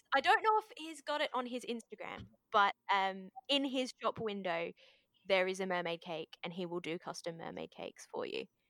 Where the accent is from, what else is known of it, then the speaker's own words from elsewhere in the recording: Australia; also born or lived in Japan; I was born here in Australia